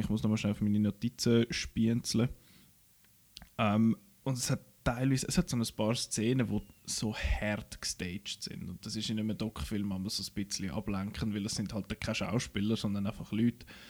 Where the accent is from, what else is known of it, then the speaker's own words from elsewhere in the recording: Switzerland; bei uns in der Schweiz